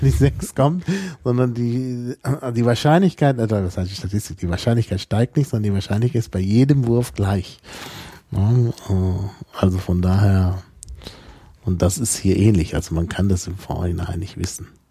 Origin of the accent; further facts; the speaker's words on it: North Rhine-Westphalia, Germany; moved away; Also in der Gegend, wo ich aufgewachsen bin